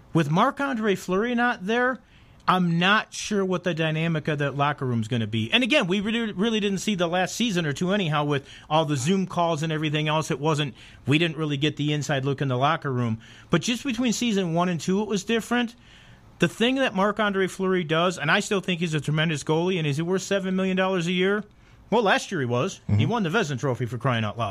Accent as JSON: {"language": "English", "town": "Chicago", "region": "Illinois", "country": "United States", "moved": "yes", "lives_now": "Las Vegas, United States", "said": "I'm from Chicago."}